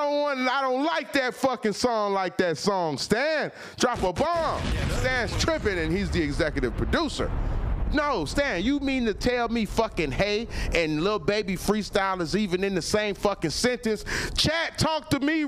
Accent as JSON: {"language": "English", "region": "Florida", "country": "United States", "said": "I'm from Florida"}